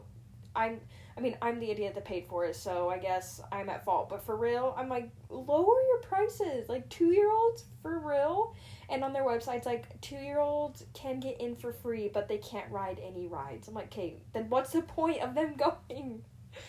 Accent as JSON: {"language": "English", "town": "Wellsville", "region": "Utah", "country": "United States", "tie": "born or raised there", "also_born_or_lived": "Ogden, Utah / Layton, Utah", "moved": "yes", "said": "pretty much my whole life, I grew up in Wellsville. So I'm from the good old Hicktown, Wellsville."}